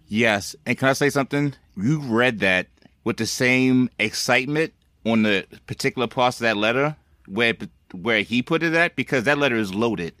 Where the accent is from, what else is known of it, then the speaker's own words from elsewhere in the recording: East Coast, United States; I'm from the East Coast